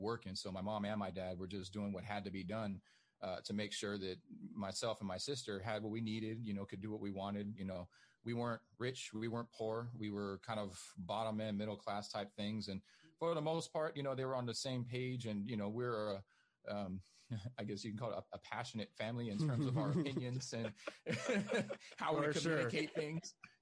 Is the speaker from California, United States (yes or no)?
yes; Inglewood, California, United States; I grew up in Inglewood, California